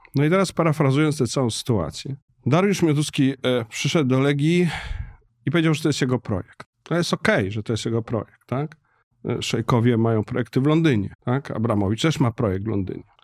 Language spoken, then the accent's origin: Polish; Warsaw, Masovian Voivodeship, Poland; dla mnie jako warszawiaka od pokoleń